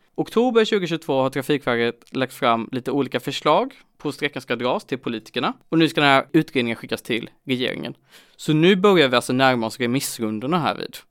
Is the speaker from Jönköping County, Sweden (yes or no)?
yes; Jönköping, Jönköping County, Sweden; Jag är ändå från Jönköping